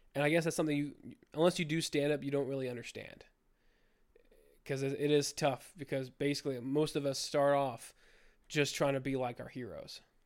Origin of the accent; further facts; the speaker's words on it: United States; I'm an American